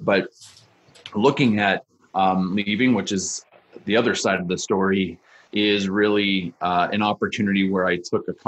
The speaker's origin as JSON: {"language": "English", "town": "Niagara Falls", "region": "Ontario", "country": "Canada", "tie": "born or raised there", "also_born_or_lived": "Montreal", "moved": "as an adult", "said": "I grew up in Niagara Falls"}